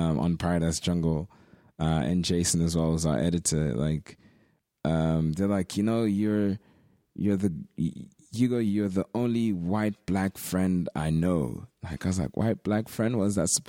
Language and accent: English; Swansea, Wales, United Kingdom; growing up in Swansea, I was the only black kid in my whole school.